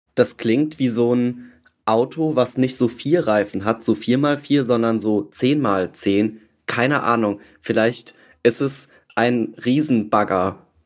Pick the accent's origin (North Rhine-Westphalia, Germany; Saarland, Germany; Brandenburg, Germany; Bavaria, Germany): Saarland, Germany; Ich bin auch im Saarland geboren tatsächlich